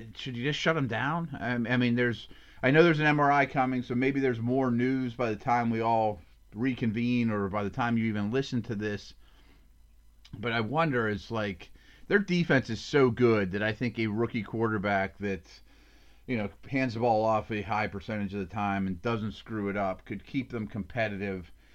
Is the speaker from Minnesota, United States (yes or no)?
no; Pittsburgh, Pennsylvania, United States; my hometown team